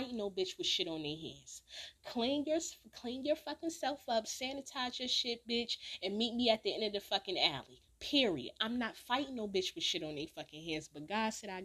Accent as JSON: {"language": "English", "town": "Newark", "region": "New Jersey", "country": "United States", "also_born_or_lived": "California", "moved": "yes", "said": "I'm from Newark, I'm from Jersey"}